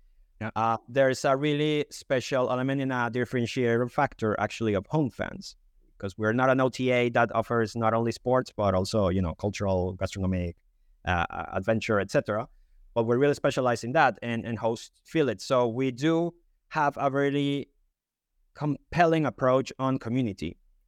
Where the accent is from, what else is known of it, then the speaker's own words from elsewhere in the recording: Colombia; English is a second language; now in United Kingdom; I'm Colombian, but I've been living in the UK. That's why my accent is a bit different.